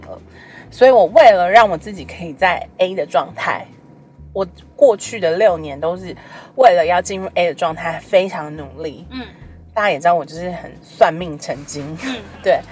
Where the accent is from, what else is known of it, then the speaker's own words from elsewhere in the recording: Taiwan; 以我们在台湾的这个社会长大